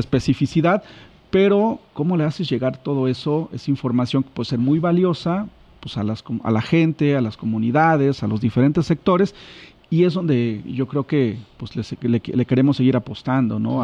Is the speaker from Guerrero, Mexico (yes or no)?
yes; Chilpancingo, Guerrero, Mexico; soy de Chilpancingo, bueno, aquí, aquí oriundo de, de, de, esta, de esta ciudad.